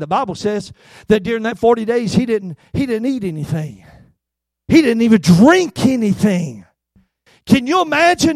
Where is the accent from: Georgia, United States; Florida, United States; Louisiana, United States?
Georgia, United States; Albany; I worked at a grocery store in my hometown of Albany, Georgia